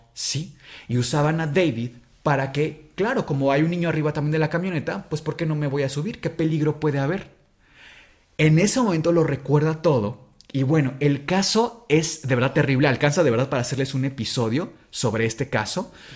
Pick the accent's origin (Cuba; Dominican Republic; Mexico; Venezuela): Mexico